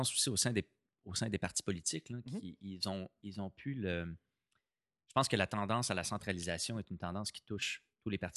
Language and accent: French; Canada; accent: Canadian